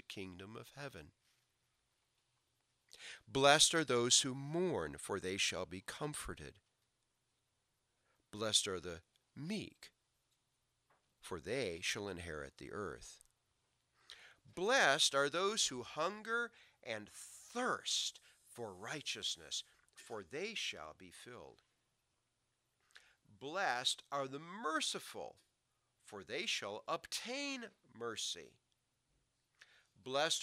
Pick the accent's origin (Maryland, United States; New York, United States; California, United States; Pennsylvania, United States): New York, United States; Rochester; moved away; I grew up did half my growing up in Rochester, New York. We lived in a suburb of Rochester called Arundequoit.